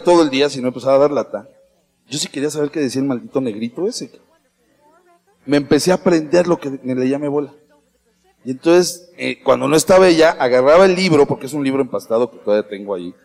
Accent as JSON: {"language": "Spanish", "region": "Mexico City", "country": "Mexico", "said": "uno como chilango"}